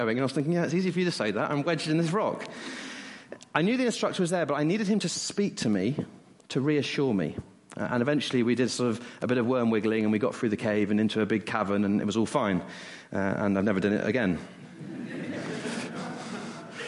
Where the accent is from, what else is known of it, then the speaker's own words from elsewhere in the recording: West Country, South West England, United Kingdom; moved away; I grew up in the West Country, and not far away was Cheddar Gorge